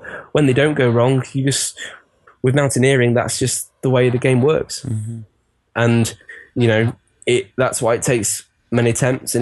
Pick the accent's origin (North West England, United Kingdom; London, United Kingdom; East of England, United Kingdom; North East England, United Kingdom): North West England, United Kingdom; Chester; my hometown, Chester